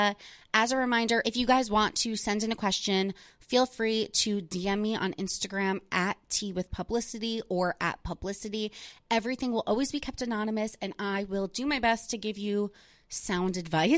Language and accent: English; New Jersey, United States; I grew up in New Jersey